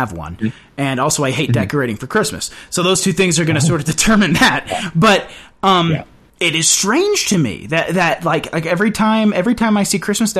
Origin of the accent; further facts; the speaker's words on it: West Texas, United States; I'm from West Texas